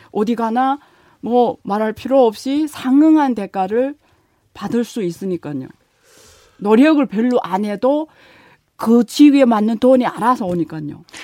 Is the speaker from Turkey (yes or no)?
no; China; 중국 사람들이두 눈에는 어, 저를 포함해서요